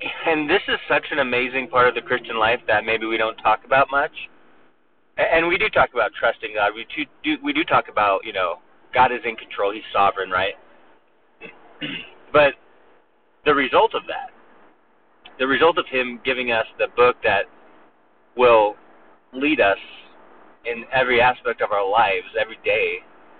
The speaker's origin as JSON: {"language": "English", "region": "Southern California", "country": "United States", "moved": "as an adult", "lives_now": "Mobile, United States", "said": "I was from Southern California, the West Coast"}